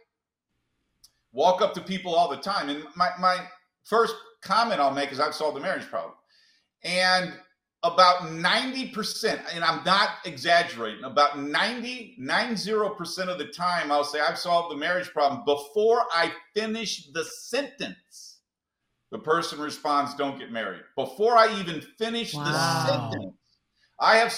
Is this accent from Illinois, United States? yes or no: no; St. Louis, Missouri, United States; I was raised in St. Louis, so my parents were poor